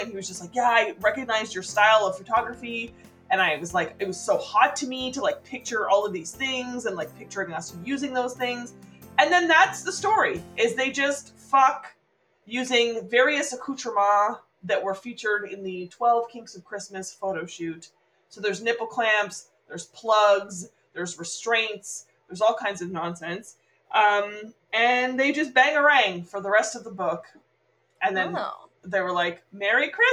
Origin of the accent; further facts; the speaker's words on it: Canada; We're Canadian